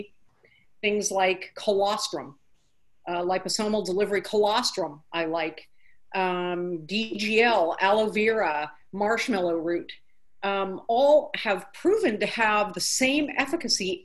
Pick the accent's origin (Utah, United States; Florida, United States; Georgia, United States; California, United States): California, United States; moved away as an adult; now in Nashville, United States; growing up in California